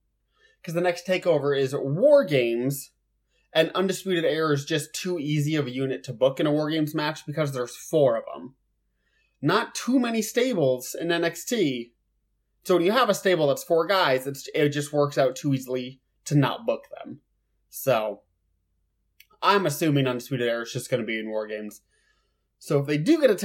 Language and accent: English; Lincoln, Nebraska, United States; I'm from Lincoln, Nebraska.